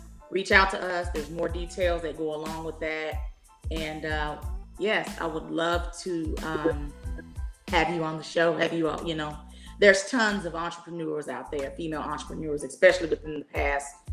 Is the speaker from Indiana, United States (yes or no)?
no; Dallas, Texas, United States; I am born and raised in the Dallas area